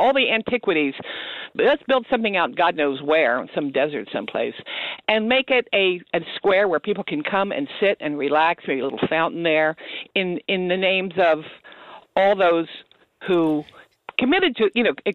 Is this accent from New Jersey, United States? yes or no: yes; the Amwells, New Jersey, United States; I grew up in the Amwells, and my grandparents in Hopewell